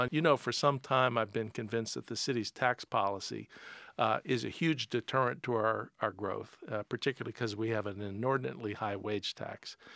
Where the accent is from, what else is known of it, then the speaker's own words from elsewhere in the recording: Pittsburgh, Pennsylvania, United States; I grew up in Pittsburgh